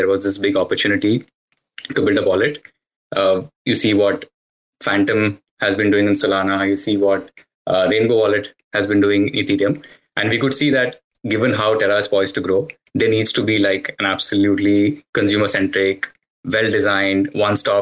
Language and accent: English; India; now in Canada; born and raised in India, but currently based out of Canada